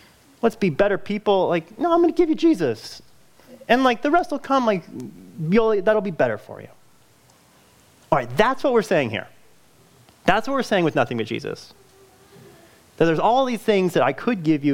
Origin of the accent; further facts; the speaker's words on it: California, United States; moved away; I'm from California. That's where I grew up